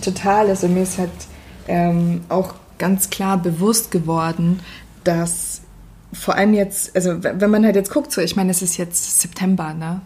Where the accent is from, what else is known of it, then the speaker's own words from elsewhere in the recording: Northern Germany, Germany; als Norddeutsche